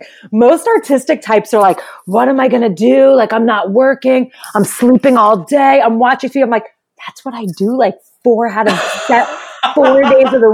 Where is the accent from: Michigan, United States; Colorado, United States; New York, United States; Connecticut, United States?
New York, United States; New York City; accent: New York; moved away as an adult; now in Los Angeles, United States; I grew up, I was born and raised in Brooklyn in New York.